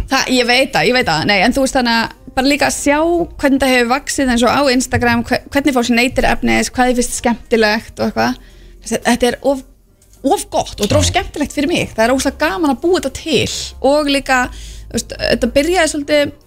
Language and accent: Icelandic; Keflavík, Southern Peninsula, Iceland; ég elst upp í körubóltabæ, ég elst upp við bara að körubóltastjörnur eru okkar stjörnur, þú veist, ég er úr Keflavík